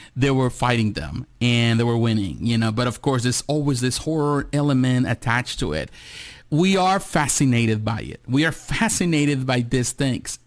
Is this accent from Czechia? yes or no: no; Mexico; moved away; I grew up in Mexico. I was born in Mexico